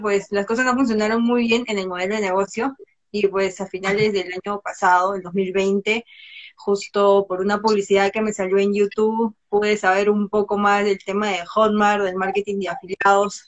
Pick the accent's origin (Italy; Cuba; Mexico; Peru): Peru; Soy de Perú, soy diseñadora gráfica de profesión